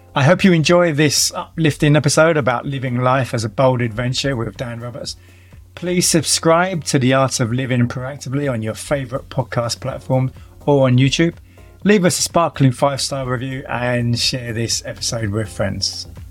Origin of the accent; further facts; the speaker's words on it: London, United Kingdom; accent: London; moved away as an adult; my London accent